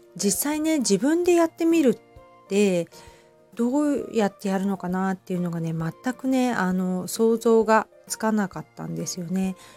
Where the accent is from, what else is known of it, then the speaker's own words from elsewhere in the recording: Hamamatsu, Shizuoka, Japan; also born or lived in Kita-Kamakura, Kanagawa; now in Kamakura, Japan; 私はね、静岡県の出身なので、あの、富士山のね、あの、見えるところで 育っているんですけど、まあ、ちょっと、浜松なのでね